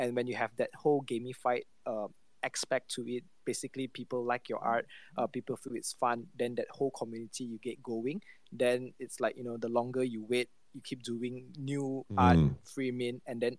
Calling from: Malaysia; So, I'm just greetings from Malaysia all the way

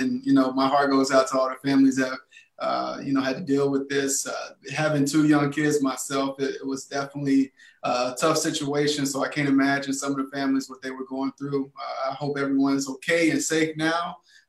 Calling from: Houston, Texas, United States; Yeah, I'm calling in from Houston, Texas, H-Town.

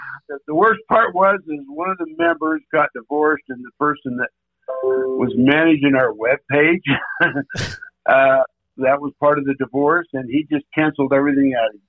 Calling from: Taylorsville, Utah, United States; Taylorsville, Utah, which is just outside of Salt Lake.

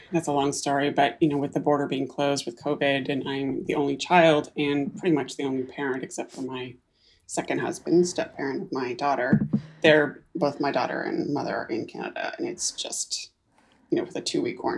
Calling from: Whidbey Island, Washington, United States; I am calling in from north of Seattle. I live on a small island called Whidbey Island in the middle of Puget Sound.

